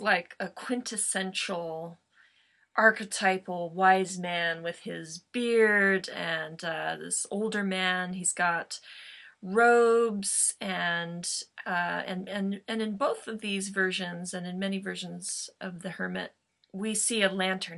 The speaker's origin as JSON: {"language": "English", "town": "Joshua Tree", "region": "California", "country": "United States", "tie": "born or raised there", "said": "Joshua Tree my hometown"}